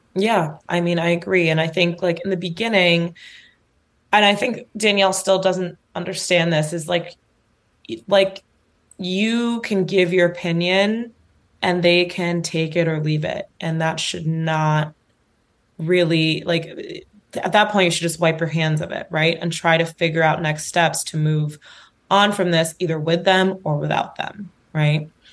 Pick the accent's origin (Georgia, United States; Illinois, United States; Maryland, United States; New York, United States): New York, United States; as a New Yorker